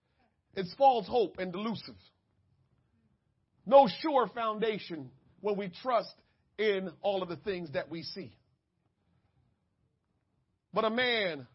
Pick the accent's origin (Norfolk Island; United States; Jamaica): Jamaica; I'm Jamaican